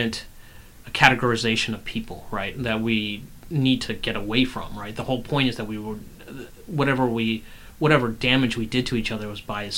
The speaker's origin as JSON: {"language": "English", "region": "the South", "country": "United States", "tie": "born or raised there", "said": "I grew up in the South"}